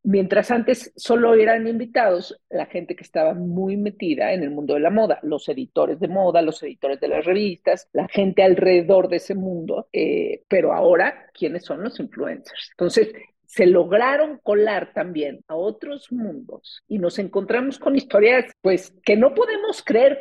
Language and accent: Spanish; Mexico; nuestra percepción como mexicanos